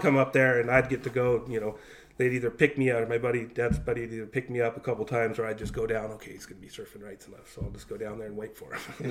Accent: San Juan Capistrano, California, United States; also born or lived in Long Beach, California / San Clemente, California / Dana Point, California / Kauai, Hawaii; where I grew up in San Juan

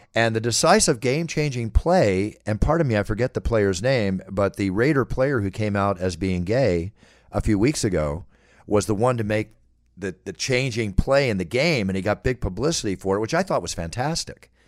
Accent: Philadelphia, Pennsylvania, United States; I'm a Philadelphia Eagle fan. You know that's my hometown

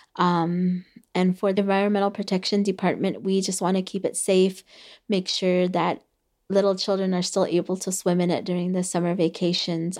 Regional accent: Havasupai, Arizona, United States; first language Havasupai; English is a second language; Havasupai was the first language that I spoke

